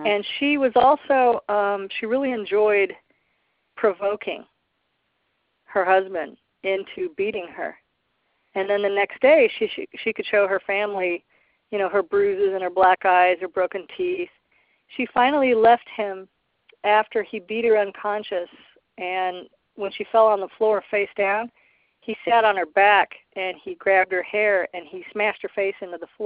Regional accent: Midwest, United States; I was raised in the Midwest by a very low-income family of addicts

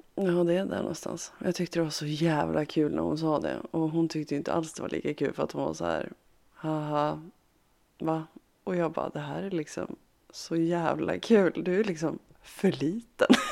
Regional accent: Harbo, Uppsala County, Sweden; moved away; när jag var liten och så när jag bodde hemma i Harbo

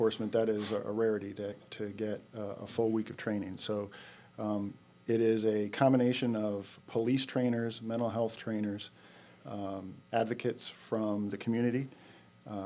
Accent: Rochester, New York, United States; moved away as an adult; originally I'm from Rochester, New York. And I came down here in 1993

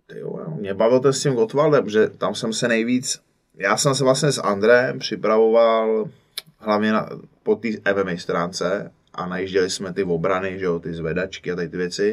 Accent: Cheb, Karlovy Vary Region, Czechia; moved away; já jsem z Chebu, původně ze západu, taková úplně vlastně u hranic

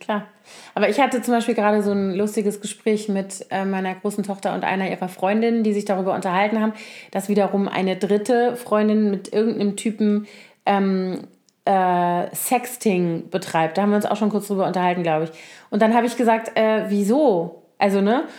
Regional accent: Koblenz, Rhineland-Palatinate, Germany; moved away; also born or lived in Bonn; ich komme ja nun aus Koblenz, was ja so eine traditionelle Garnisonsstadt ist mit zehn aktiven Kasernen ungefähr, als ich da noch, also als ich da aufgewachsen bin.

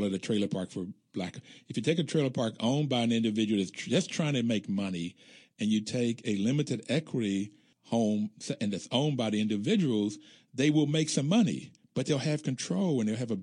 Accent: West Virginia, United States; I grew up in West Virginia

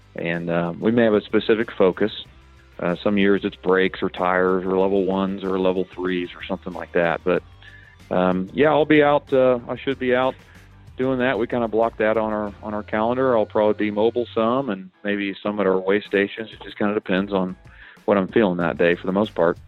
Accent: Missouri, United States; now in Kansas, United States; I grew up over in Missouri

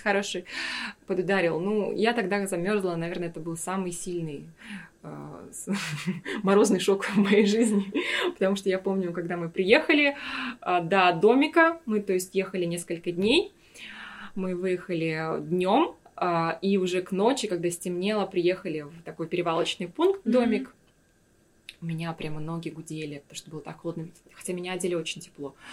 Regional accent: Yakutia, Sakha Republic, Russia; moved away as an adult; also born or lived in Moscow / Stockholm; Я всегда говорила, я из Якутии

